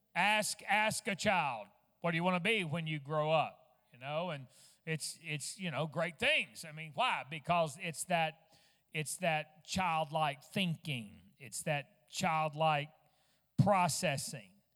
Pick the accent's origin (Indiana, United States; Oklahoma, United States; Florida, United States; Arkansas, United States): Arkansas, United States; Fort Smith; also born or lived in West Virginia; I was born in West Virginia and, and I was only like two weeks old whenever we uh, moved to Fort Smith, Arkansas